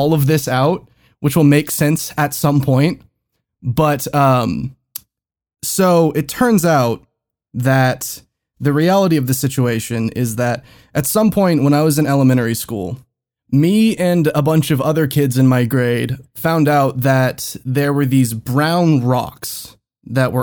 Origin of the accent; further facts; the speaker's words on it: United States; We're fucking American